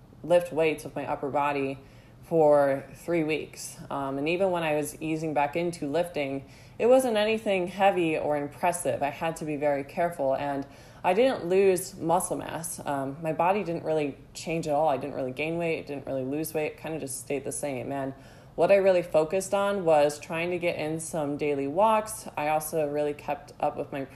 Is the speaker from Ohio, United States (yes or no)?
yes; Ohio, United States; I grew up in Ohio